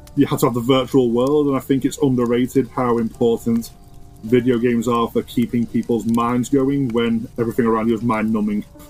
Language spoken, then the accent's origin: English; Ormskirk, North West England, United Kingdom; also born or lived in Liverpool; I grew up in a town called Ormskirk. Born in Ormskirk Hospital, grew up in Ormskirk all my life